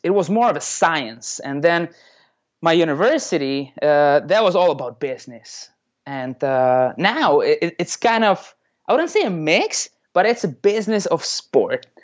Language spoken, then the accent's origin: English; Czechia; now in Tampa, United States; I'm originally from the Czech Republic